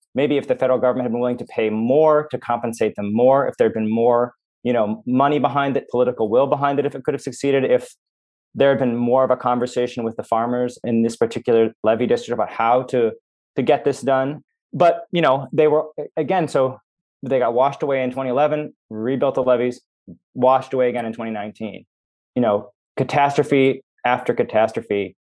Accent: Minnesota, United States; I grew up in Minnesota, which is the, the land of ten thousand lakes

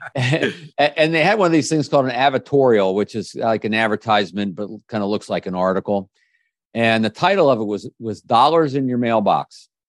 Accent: Kensington, Maryland, United States; also born or lived in Washington, D.C.; I grew up in the Washington, D C area

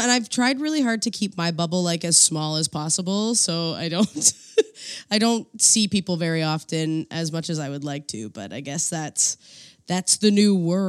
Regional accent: East Coast, United States; I'm from the East Coast, so we love to have a good party

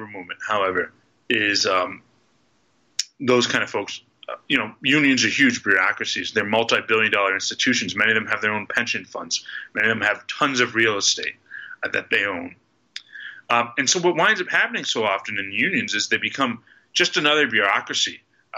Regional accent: Pittsburgh, Pennsylvania, United States; I grew up here in Pittsburgh

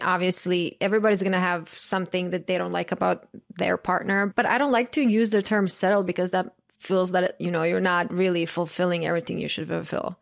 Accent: Croatia; moved away; I grew up in Croatia

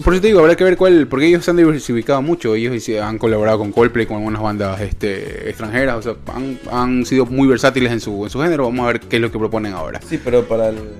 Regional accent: Ecuador; uno como ecuatoriano

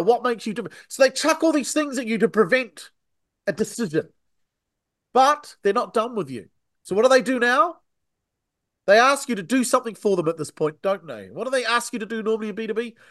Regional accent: New Zealand; accent: Antipodean; now in United Kingdom; I'm originally from New Zealand

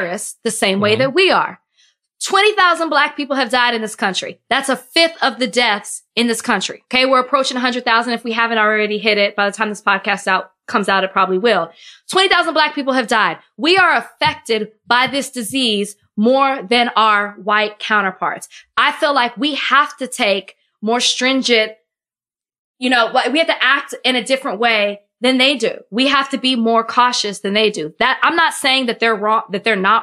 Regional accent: Texas, United States; I'm from Texas

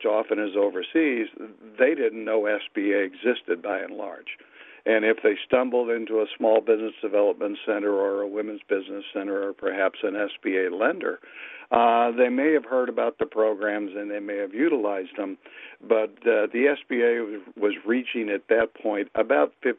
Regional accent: St. Louis, Missouri, United States; I'm from St. Louis.

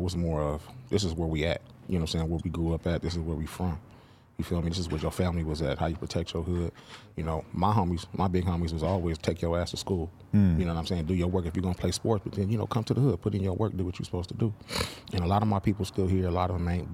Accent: Long Beach, California, United States; we real influential in Long Beach

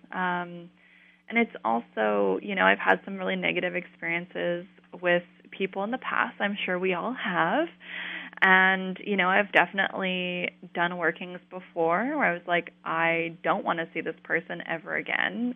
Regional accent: Colorado, United States; I grew up in Colorado, in a, like a new suburb

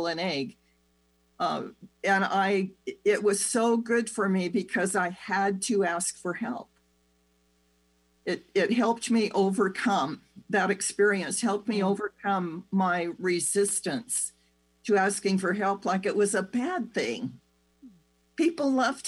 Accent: United States; the do-it-yourself culture that we grew up with in America

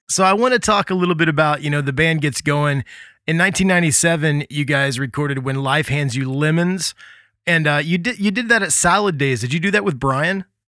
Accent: Midwest, United States; moved away; also born or lived in Gulf Shores, Alabama / New Orleans; growing up in the Midwest

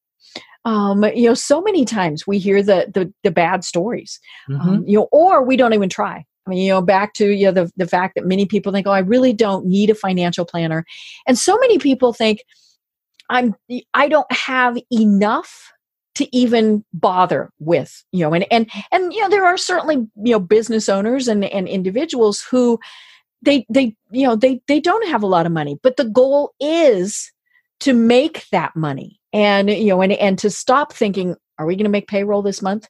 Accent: Colorado, United States; now in Atlanta, United States; I'm from Colorado

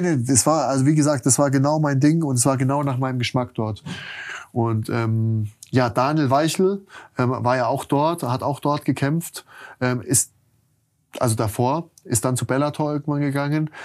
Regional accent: Germany; als Deutscher

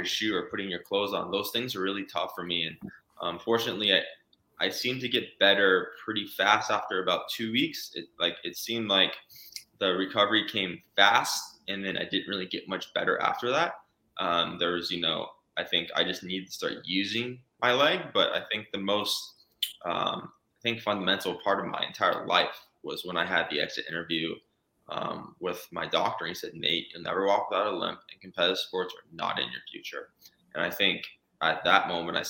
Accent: Phoenix, Arizona, United States; growing up in Phoenix, Arizona

